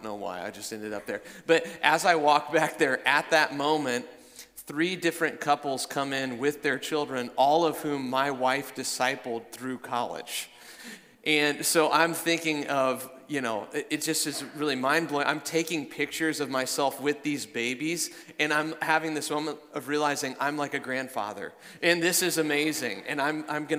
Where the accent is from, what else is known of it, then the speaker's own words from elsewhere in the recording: Iowa, United States; I'm from Iowa